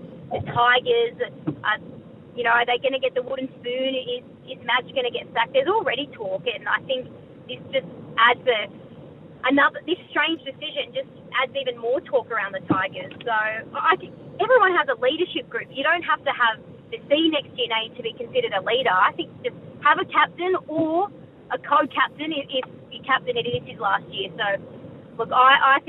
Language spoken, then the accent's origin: English; New South Wales, Australia; I'm from New South Wales